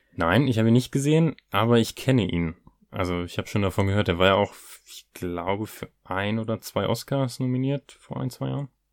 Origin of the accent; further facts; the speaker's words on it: Hanover, Lower Saxony, Germany; sagen wir in Hannover